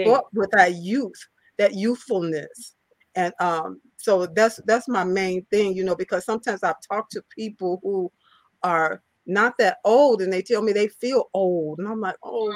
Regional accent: Chicago, Illinois, United States; I'm from Chicago, Illinois, the Chicago area. I live right outside of Chicago.

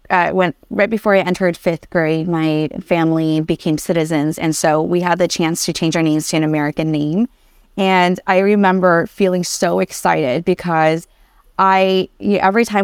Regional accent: Vietnam; born there; And so most of my friends now had no idea that I was born in Vietnam

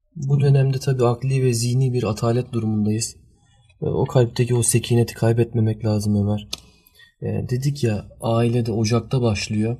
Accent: Germany; now in Turkey; ben Almanya doğumluyum

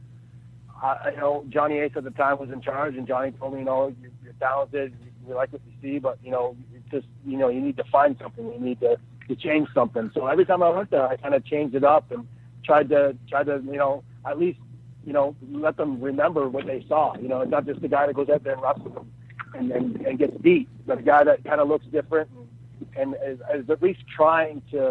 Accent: Peterborough, Ontario, Canada; I live in a town called Peterborough, which is about an hour outside of Toronto

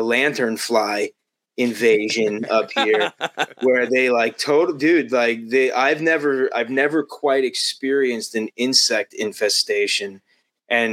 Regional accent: Long Island, New York, United States; moved away as an adult; also born or lived in Las Vegas, Nevada; I grew up on Long Island.

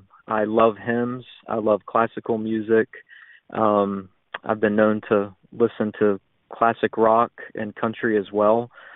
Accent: West Virginia, United States; moved away; I'm from West Virginia originally

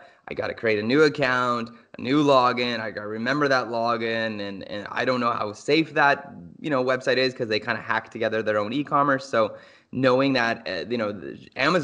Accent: Canada; we are Canadian dads

